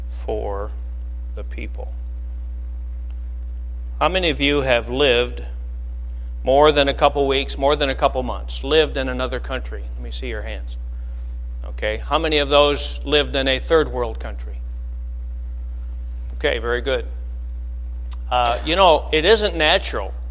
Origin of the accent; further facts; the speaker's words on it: Flint, Michigan, United States; now in Alabama, United States; now I, we, are Michiganders, we're from Flint, and uh, but we live in Alabama.